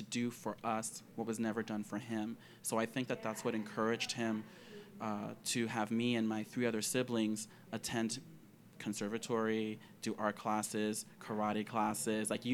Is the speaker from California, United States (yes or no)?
no; Philadelphia, Pennsylvania, United States; I grew up in Philadelphia